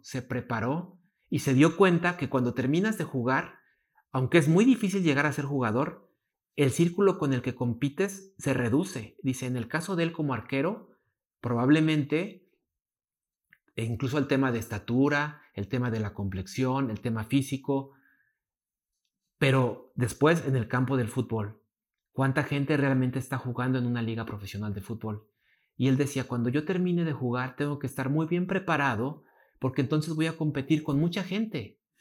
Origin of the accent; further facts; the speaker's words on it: Mexico; como mexicanos